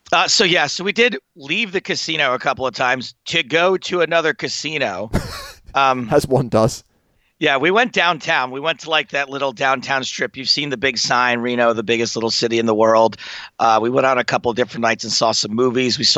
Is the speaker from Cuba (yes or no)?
no; England, United Kingdom; But as an English person, they'll give you a break.